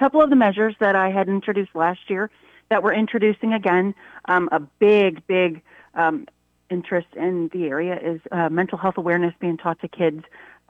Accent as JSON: {"language": "English", "region": "Missouri", "country": "United States", "said": "we're from Missouri and we want our Missourians to have first choice"}